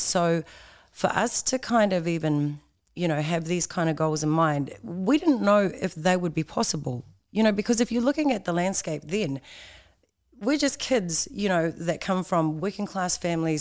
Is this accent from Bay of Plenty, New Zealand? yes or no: yes; Tauranga, Bay of Plenty, New Zealand; I was actually born in Tauranga